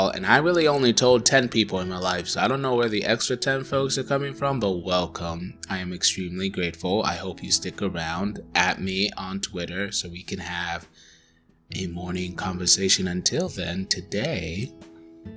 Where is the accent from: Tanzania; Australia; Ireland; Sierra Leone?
Tanzania; first language Swahili; English is a second language; moved away; I grew up in Tanzania. I grew up thinking in Swahili